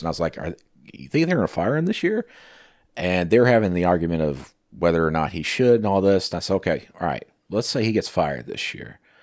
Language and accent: English; Arkansas, United States; I'm from Arkansas.